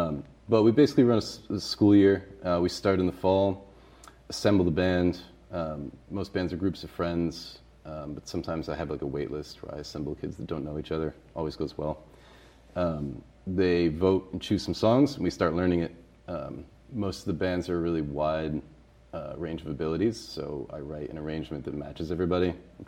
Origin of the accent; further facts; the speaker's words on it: Massachusetts, United States; now in Boston, United States; I wasn't in BPS schools. I grew up in Western Mass.